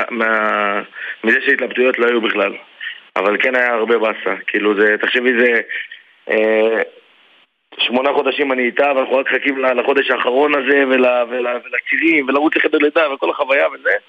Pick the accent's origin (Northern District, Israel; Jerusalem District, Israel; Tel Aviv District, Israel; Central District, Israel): Central District, Israel; Lod; מלוד, כן, אני מלוד.